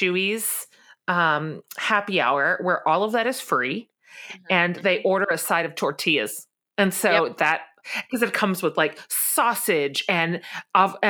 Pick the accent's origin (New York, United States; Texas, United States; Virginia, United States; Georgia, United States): Texas, United States; We live down here in the land of plenty.